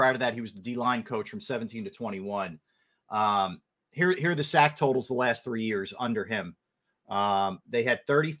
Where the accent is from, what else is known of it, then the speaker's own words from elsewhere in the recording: Philadelphia, Pennsylvania, United States; I'm from the Philadelphia.